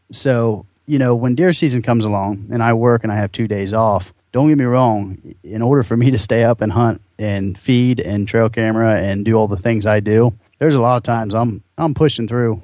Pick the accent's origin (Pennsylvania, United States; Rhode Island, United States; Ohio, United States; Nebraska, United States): Ohio, United States; just south of Columbus; also born or lived in Marrero, Louisiana; We moved up to Ohio and grew up in the uh, uh, just south of Columbus, about 35, 40 minutes south of Columbus, in that kind of whole region southeast.